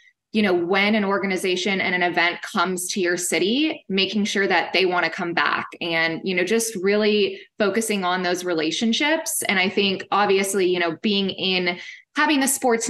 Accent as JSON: {"language": "English", "region": "Kansas", "country": "United States", "moved": "yes", "lives_now": "Fort Worth, United States", "said": "I'm from Kansas, and it kind of does give me just that smaller town feel"}